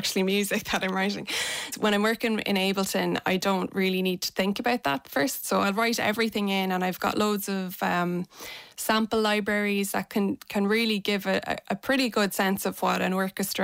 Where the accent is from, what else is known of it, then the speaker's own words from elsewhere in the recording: Athlone, Leinster, Ireland; I'm from Athlone